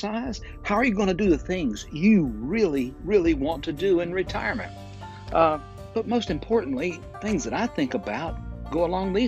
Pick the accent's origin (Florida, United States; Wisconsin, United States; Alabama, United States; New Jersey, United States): Alabama, United States; Fort Payne; recording right here in my hometown of Fort Payne, Alabama, at the foot of Lookout Mountain